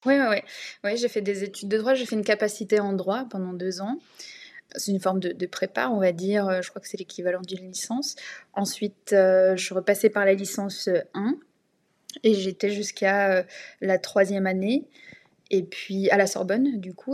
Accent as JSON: {"language": "French", "area": "Essonne", "region": "Île-de-France", "country": "France", "tie": "born or raised there", "said": "ville du 91 où j'ai grandi dans une maison, dans un petit pavillon de banlieue"}